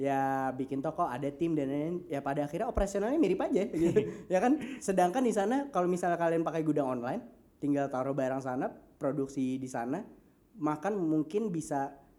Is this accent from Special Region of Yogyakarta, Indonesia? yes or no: no; Banjarmasin, South Kalimantan, Indonesia; also born or lived in Bandung; kita dari Banjarmasin dan berbisnisnya di Jawa, bahkan di US